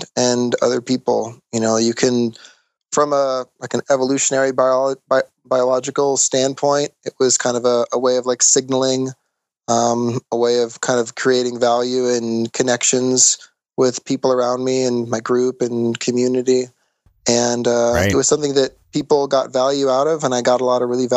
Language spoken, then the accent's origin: English; Lyons, Colorado, United States; also born or lived in Boulder, Colorado; I was born in Boulder, Colorado.